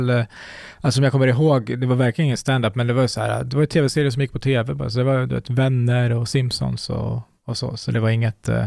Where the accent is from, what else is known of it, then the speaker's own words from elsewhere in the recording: Iran; born there; Eh, nej, jag är född i Iran på flykt.